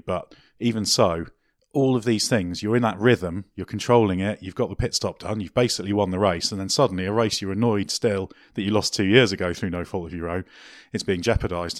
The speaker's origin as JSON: {"language": "English", "country": "Guernsey", "said": "I'm originally from a tax haven"}